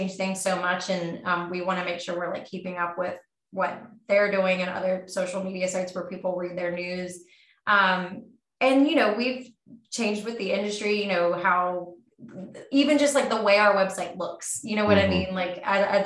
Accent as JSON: {"language": "English", "region": "West Virginia", "country": "United States", "also_born_or_lived": "Washington, D.C.", "moved": "as an adult", "said": "I'm from West Virginia"}